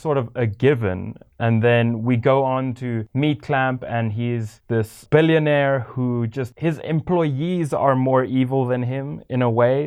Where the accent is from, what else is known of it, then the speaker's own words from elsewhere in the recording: South Africa; growing up in South Africa